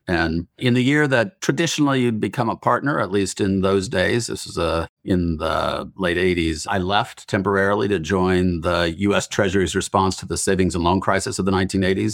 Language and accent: English; Utah, United States; Growing up in Utah